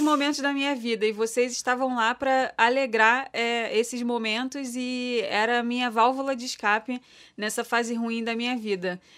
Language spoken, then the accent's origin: Portuguese; Brazil; Eu sou brasileira